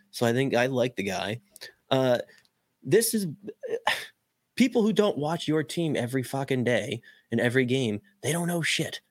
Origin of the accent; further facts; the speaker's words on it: Boston, Massachusetts, United States; I'm from Boston